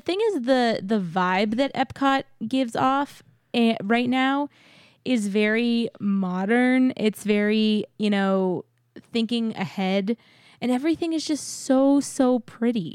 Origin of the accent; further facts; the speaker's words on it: San Antonio, Texas, United States; moved away; I grew up in San Antonio and lived there most of my life